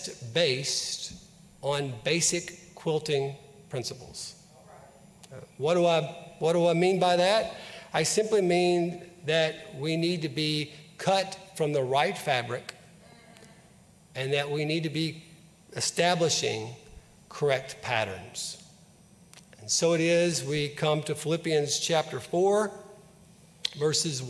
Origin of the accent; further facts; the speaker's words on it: Mayfield, Kentucky, United States; I grew up in Mayfield, which is just down the road from Paducah